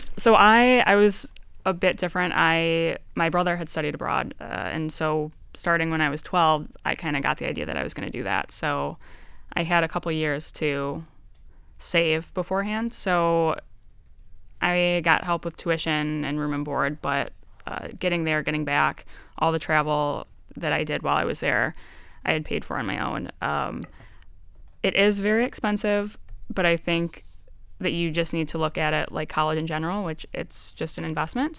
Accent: Detroit, Michigan, United States; I was from Detroit

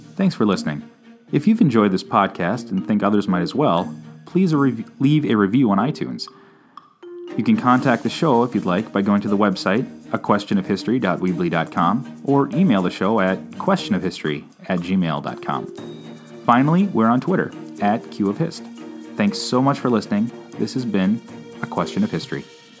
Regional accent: United States; I'm an American

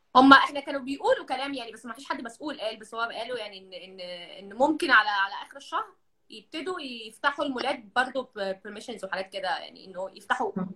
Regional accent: Egypt; now in Kuwait; احنا يعني كمصريين

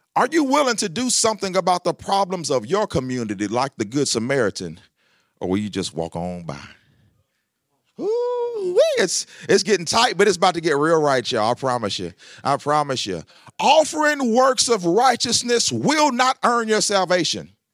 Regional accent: Lebanon, Tennessee, United States; I grew up here in Lebanon, Tennessee.

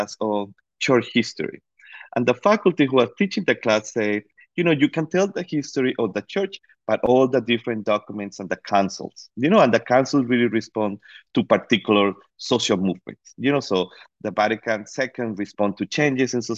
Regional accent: Costa Rica; moved away; I grew up in Costa Rica.

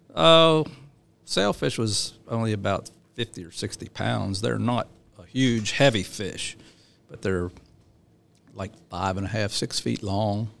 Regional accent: Chambersburg, Pennsylvania, United States; moved away; I grew up in South Central Pennsylvania, Chambers Road, Pennsylvania

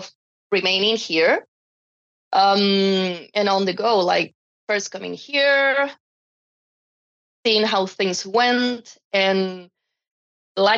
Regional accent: Chile; moved away as an adult; now in Calgary, Canada; I come from Chile. I've been living in Canada for the past 6 years

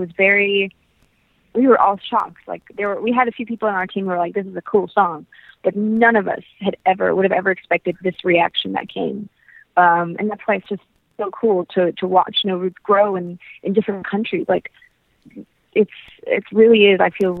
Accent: Canada; also born or lived in United States / England; We grew up in Canada, though, away from my grandparents.

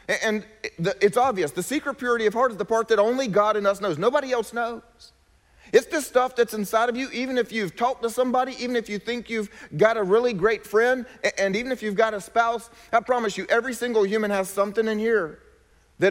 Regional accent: South Carolina, United States; I was from South Carolina

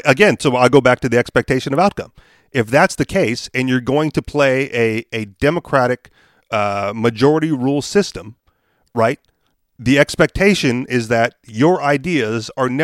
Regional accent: Hawaii, United States; now in New Hampshire, United States; I'm from Hawaii, man. Like, island life does not bother me

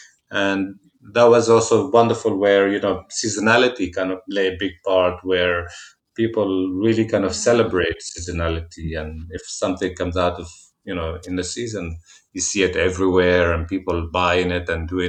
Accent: Jerusalem, Jerusalem District, Israel; Growing up in Jerusalem, seasonality was going to Jaffa Gate

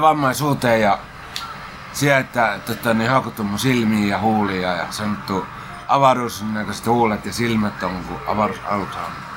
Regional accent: Helsinki, Uusimaa, Finland; mä olen kyllä ihan syntynyt Helsingissä ja asunut koko lapsuuteni Hesossa.

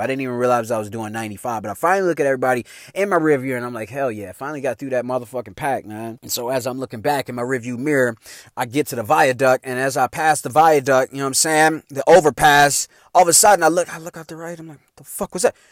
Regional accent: Chicago, Illinois, United States; moved away

